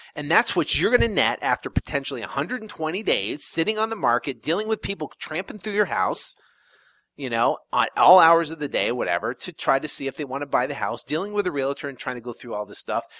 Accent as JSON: {"language": "English", "town": "South Burlington", "region": "Vermont", "country": "United States", "tie": "born or raised there", "moved": "yes", "said": "back east, I'm from Vermont originally, in a small little town in uh, called South Burlington"}